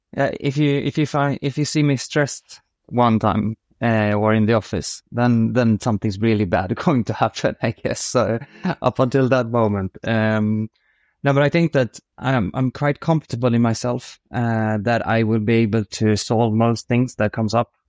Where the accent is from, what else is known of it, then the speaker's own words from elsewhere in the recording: Uddevalla, Västra Götaland, Sweden; moved away as an adult; also born or lived in France; I'm born outside a quite small city called Uddevalla in, on the west coast of Sweden, which is fairly close to, to Gothenburg. So grew up there